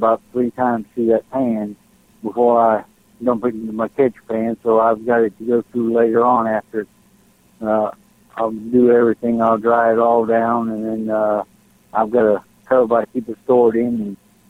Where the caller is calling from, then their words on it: Texas, United States; Hey, Jim. It's … from Texas.